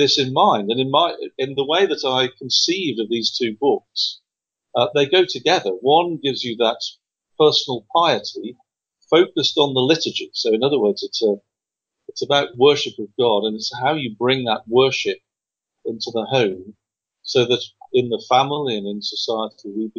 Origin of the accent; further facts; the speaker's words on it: England, United Kingdom; moved away; I come from England